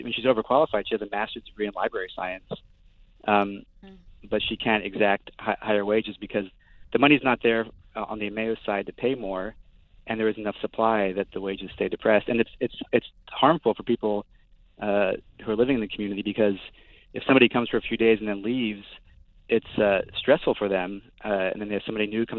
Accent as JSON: {"language": "English", "town": "Brussels", "region": "Brussels-Capital Region", "country": "Belgium", "tie": "born or raised there", "moved": "yes", "lives_now": "United States", "said": "I grew up in Brussels"}